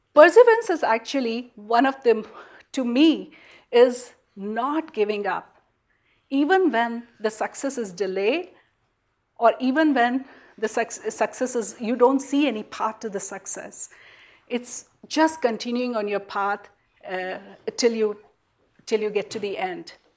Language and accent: English; India; moved away as an adult; now in United States; growing up in India